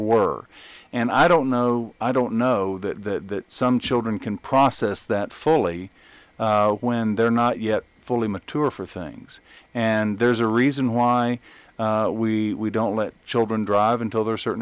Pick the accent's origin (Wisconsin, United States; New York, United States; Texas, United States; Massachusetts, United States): Texas, United States; East; where I grew up in East Texas, in a smaller town, we would bring our duck guns to school